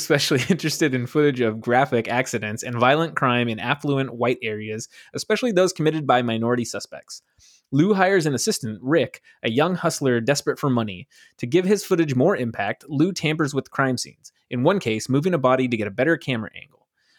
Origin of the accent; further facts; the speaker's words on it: Buenos Aires, Argentina; I'm from Buenos Aires and I say kill them all.